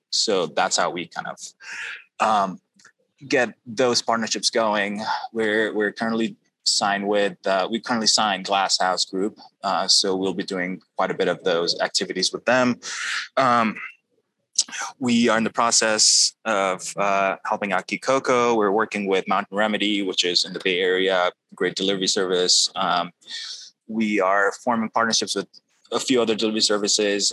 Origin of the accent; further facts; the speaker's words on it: Pakistan; moved away; I grew up in Pakistan